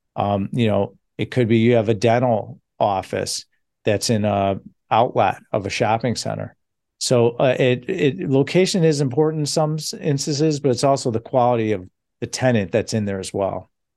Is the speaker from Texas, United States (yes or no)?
no; Chicago, Illinois, United States; I'm from Chicago